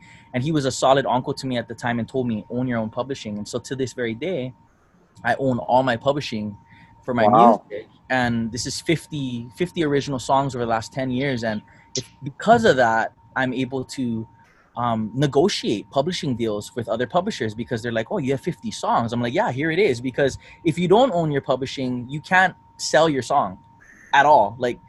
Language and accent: English; Philippines; I'm Filipino, which is helpful.